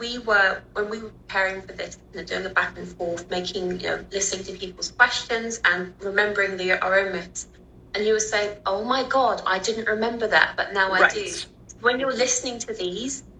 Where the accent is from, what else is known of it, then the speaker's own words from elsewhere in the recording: London, United Kingdom; accent: British; So I grew up in the UK, in London, in the noughties